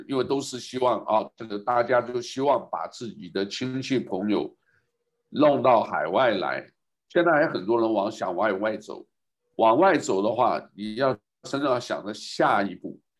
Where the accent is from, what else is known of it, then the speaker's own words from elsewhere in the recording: Taiwan; also born or lived in mainland United States; now in Hawaii, United States; 从台湾出来的时候没有想那么多的